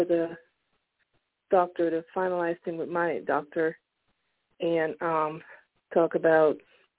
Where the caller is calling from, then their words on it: Pennsylvania, United States; I'm calling from Pennsylvania.